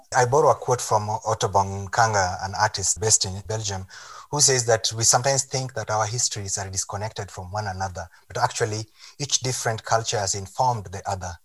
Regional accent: Kenya; I'm Kenyan. I'm from Kenya

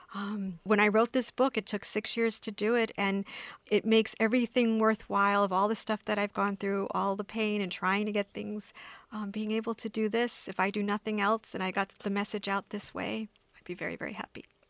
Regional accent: United States; I was born in the States

